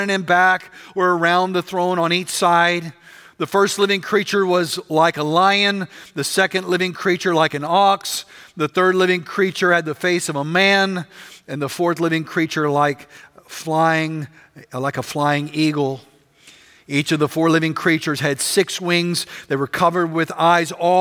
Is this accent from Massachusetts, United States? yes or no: no; West Texas, United States; I grew up in West Texas